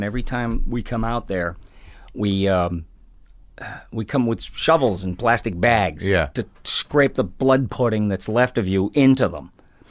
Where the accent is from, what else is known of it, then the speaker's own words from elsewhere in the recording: Ireland; And alcohol, well, being Irish, I know that there's way more to it than alcohol and being an alcoholic.